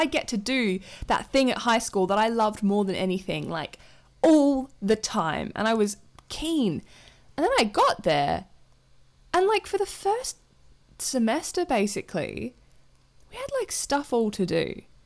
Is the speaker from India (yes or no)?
no; Adelaide, South Australia, Australia; moved away as an adult; also born or lived in Melbourne; now in London, United Kingdom; I grew up with Olivia in Adelaide